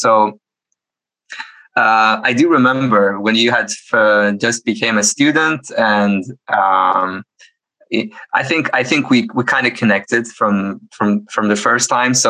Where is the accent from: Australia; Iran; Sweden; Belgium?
Iran; moved away as an adult; also born or lived in Oslo, Norway; now in Stavanger, Norway; My bachelor's studies, which I did in Iran, I am from Iran, and I came to Norway to basically continue my academic studies.